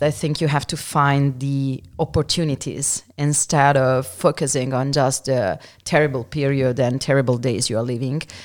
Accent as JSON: {"language": "English", "town": "Milan", "region": "Lombardy", "country": "Italy", "tie": "born or raised there", "second_language": "English", "moved": "as an adult", "lives_now": "Friuli-Venezia Giulia, Italy", "said": "I'm from Milan. I'm almost thirty-eight years old and I live in Friuli, Venezia Giulia since nineteen years"}